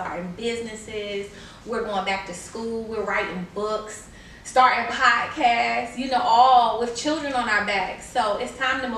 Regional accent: Newport News, Virginia, United States; also born or lived in Detroit, Michigan; I live in Newport News. I work in Newport News. I graduated high school in Newport News. So I've been here for a little while

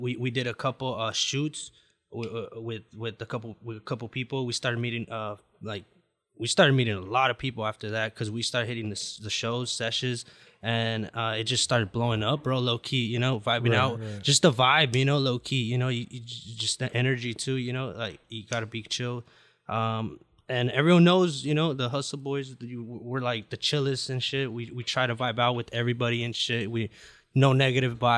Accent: Garden Grove, California, United States; also born or lived in Huntington Beach, California; Huntington Beach at first, and then moved to Garden Grove.

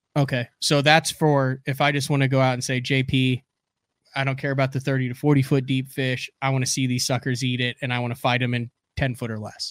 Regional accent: central Illinois, United States; moved away; also born or lived in Oklahoma; cornfields in central Illinois where I grew up.

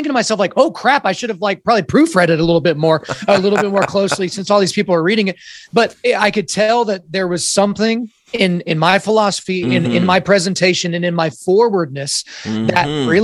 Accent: Oklahoma, United States; I was born in Oklahoma

